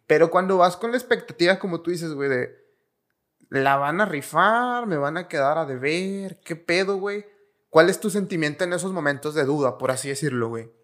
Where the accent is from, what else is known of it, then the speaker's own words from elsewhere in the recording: Mexico; es algo muy representativo de los rockeros mexicanos, güey realmente somos muy rockeros